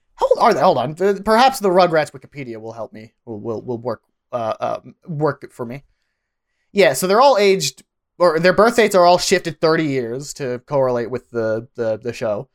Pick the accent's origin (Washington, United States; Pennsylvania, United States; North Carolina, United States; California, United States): Pennsylvania, United States; I grew up in Pennsylvania.